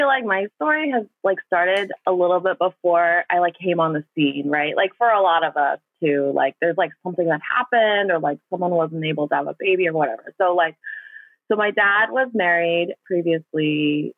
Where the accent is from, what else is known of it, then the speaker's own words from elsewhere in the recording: Northern Virginia and Southern Virginia, United States; also born or lived in Daegu, South Korea; grew up in like super white areas, Northern Virginia, and then Southern Virginia, Williamsburg